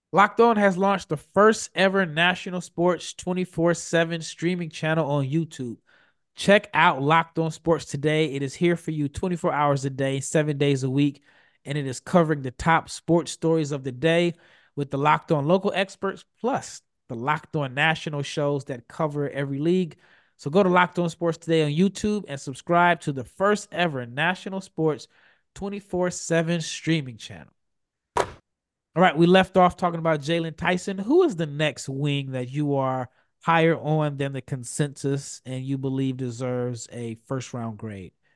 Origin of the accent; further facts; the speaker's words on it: Omaha, Nebraska, United States; I'm from Omaha